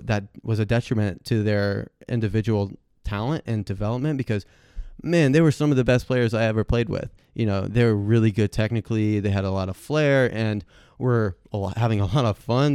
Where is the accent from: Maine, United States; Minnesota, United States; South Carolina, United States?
South Carolina, United States; Hilton Head; I'm originally from Hilton Head, South Carolina, and so pretty much for all of Beaufort County, the county that I lived